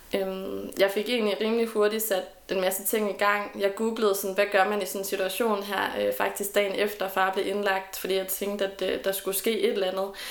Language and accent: Danish; Randers, Central Denmark Region, Denmark; moved away as an adult; also born or lived in Aalborg; now in Aarhus, Denmark; det her hjemme i Randers